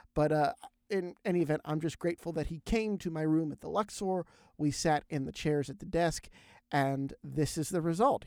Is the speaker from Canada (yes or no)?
no; Topton, Pennsylvania, United States; I am from Topton, Pennsylvania, which is right next door to Kutztown.